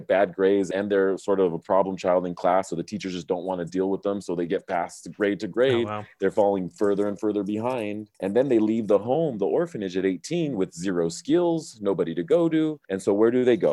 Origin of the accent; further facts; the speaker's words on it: Southern California, United States; moved away; I'm from Southern California originally